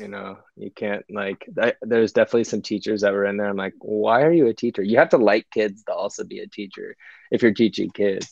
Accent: United States; moved away as an adult; also born or lived in California; I felt like almost as a minority, as an American, at least in my friend group

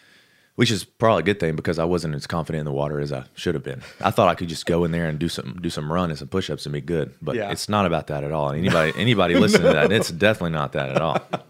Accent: Alabama, United States; accent: Alabama; And I had a real bad accent back then because I was from Alabama

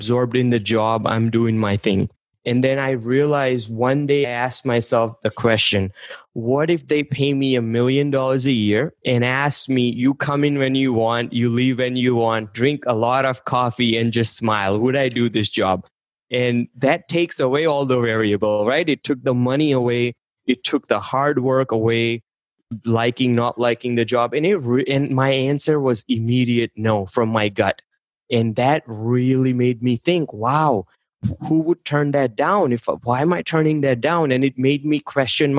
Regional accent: India; English is a second language; moved away as an adult; I was born and raised in India. I moved here and I wanted to do pharmacy. So I wasn't speaking English when I moved to this country.

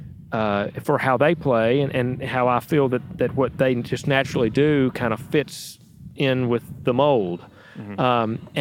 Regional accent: Danville, Virginia, United States; my hometown of Danville, Virginia

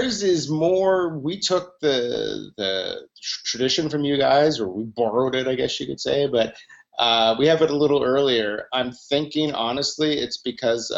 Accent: Atlantic Canada, Canada; I'm from Atlantic Canada

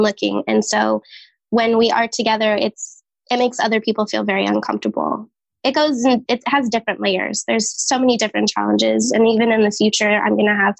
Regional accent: Santa Clarita, California, United States; also born or lived in San Diego, California; I come from Santa Clarita, California, so like Six Flags area

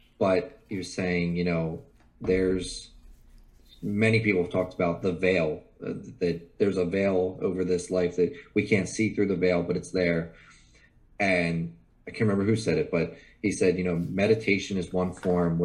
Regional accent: Pennsylvania, United States; I'm from Pennsylvania

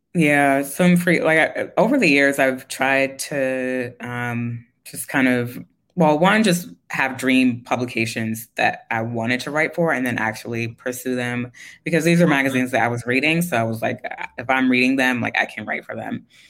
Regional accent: New York City, New York, United States; I grew up in Queens. I grew up in like specifically Jamaica, Queens, like St. Mm-hmm. Albans area.

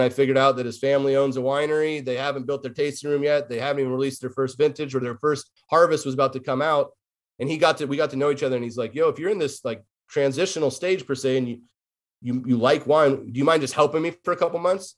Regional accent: Davis, California, United States; moved away as an adult; also born or lived in San Luis Obispo, California / Orange County, California / Los Angeles, California; now in Portland, United States; I was born and raised in Davis, California

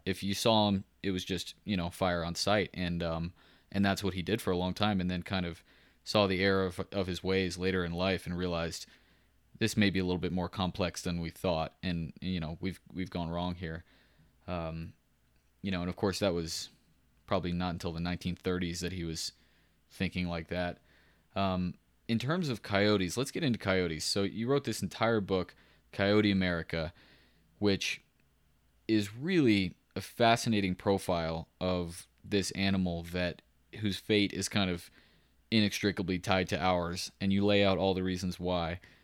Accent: Central Texas, United States; I grew up in Central Texas

